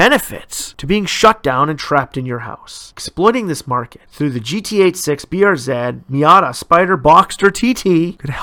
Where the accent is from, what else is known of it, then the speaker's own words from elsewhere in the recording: Ontario, Canada; my home province of Ontario